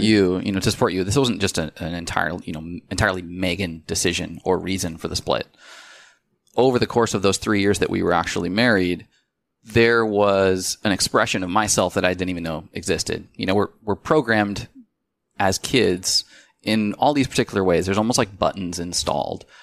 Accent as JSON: {"language": "English", "town": "Spokane", "region": "Washington", "country": "United States", "also_born_or_lived": "Seattle, Washington", "moved": "as an adult", "said": "We're from Spokane."}